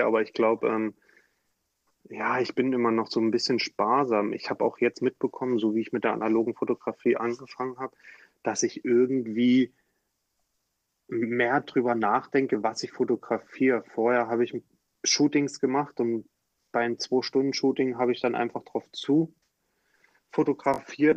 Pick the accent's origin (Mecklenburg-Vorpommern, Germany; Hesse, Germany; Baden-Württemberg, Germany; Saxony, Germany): Saxony, Germany; Dresden; moved away; also born or lived in Heidelberg; aus meiner Heimat, ja, aus Dresden